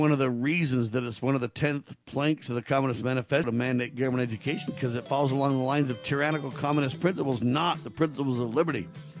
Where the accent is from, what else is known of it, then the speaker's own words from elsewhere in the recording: United States; I, as an American citizen